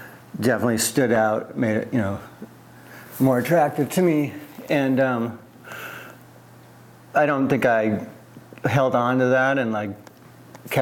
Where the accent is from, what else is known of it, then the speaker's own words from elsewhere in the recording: East Coast, United States; moved away as an adult; also born or lived in Palo Alto, California / Philadelphia, Pennsylvania; now in Portland, United States; I grew up mostly on the East Coast. I'm from the West Coast, from Palo Alto, but spent most of my years on the East Coast